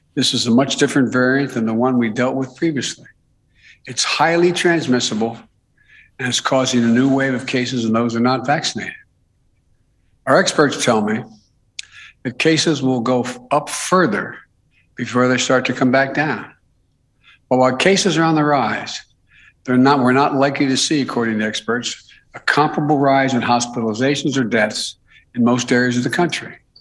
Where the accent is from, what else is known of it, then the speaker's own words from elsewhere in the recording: Delaware, United States; my home state of Delaware, where I live in Newcastle County